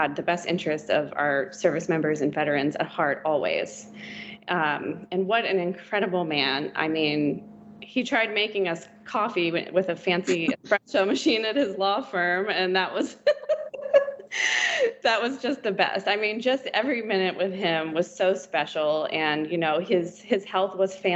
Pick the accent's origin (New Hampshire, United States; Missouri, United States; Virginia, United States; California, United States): Virginia, United States; Growing up in Virginia, my entire childhood, he was our senator